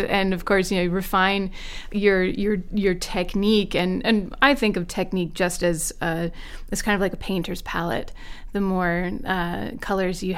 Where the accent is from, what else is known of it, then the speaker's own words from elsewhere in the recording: South Charleston, West Virginia, United States; the public schools where I grew up in South Charleston, West Virginia.